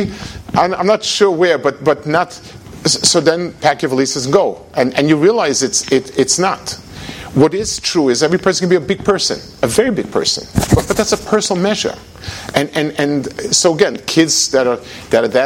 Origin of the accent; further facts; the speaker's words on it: United States; I'm from America